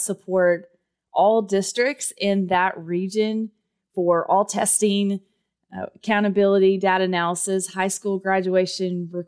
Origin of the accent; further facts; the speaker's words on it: Texas, United States; accent: Texas; Well, Derek, if you can't tell by my accent, I was born and raised in Texas, and yes, I do own cowboy boots and a cowboy hat